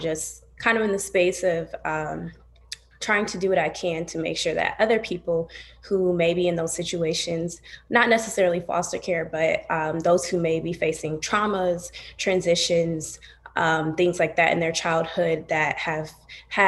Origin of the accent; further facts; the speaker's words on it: Toledo, Ohio, United States; moved away as an adult; now in Columbus, United States; I'm from Toledo. I currently live in Columbus